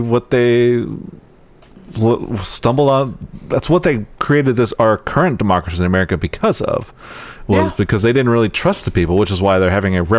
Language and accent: English; Texas, United States; Whenever I've been traveling, when I say I'm from Texas, they don't go, oh, tater country.